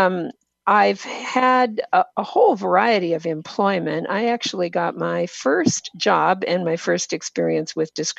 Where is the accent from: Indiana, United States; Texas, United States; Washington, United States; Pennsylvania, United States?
Washington, United States; also born or lived in Boston, Massachusetts; I live in Washington State, and I grew up in Washington State